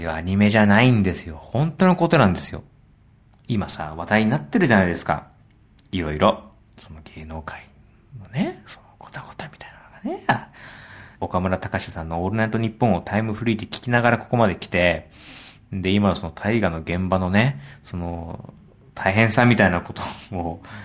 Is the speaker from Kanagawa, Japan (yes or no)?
yes; Yokohama, Kanagawa, Japan; 僕の地元横浜